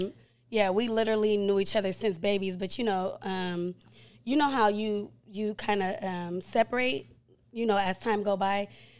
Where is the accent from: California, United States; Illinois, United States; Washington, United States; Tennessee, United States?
California, United States; Stockton; I'm from Stockton.